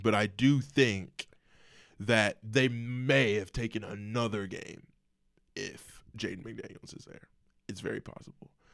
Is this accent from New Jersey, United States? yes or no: no; Indiana, United States; I am from Indiana.